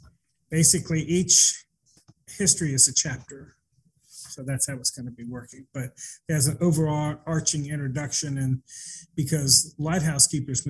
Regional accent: Hampton, Virginia, United States; also born or lived in Charleston / San Diego; My father was in the Navy, so I was born in Charleston and we lived in San Diego, but Hampton was the first place that I have memories of.

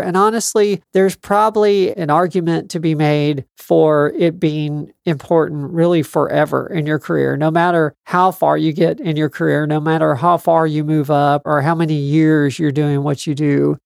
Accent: South Texas, United States; This is only the third time it's snowed in my hometown since I've been alive

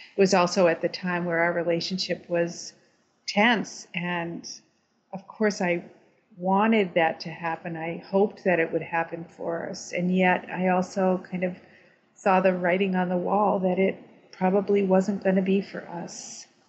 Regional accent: Vermont, United States; I'm from Vermont.

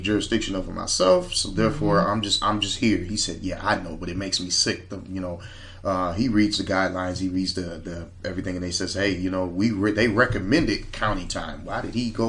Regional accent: Grand Rapids, Michigan, United States; I born and raised in Grand Rapids

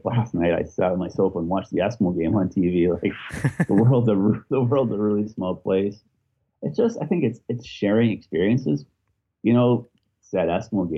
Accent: Edmonton, Alberta, Canada; moved away as an adult; now in Belfast, United Kingdom; growing up in Edmonton, growing up in Canada

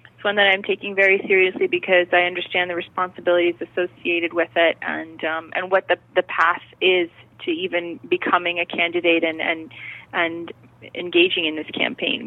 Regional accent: United States; having lived in the United States

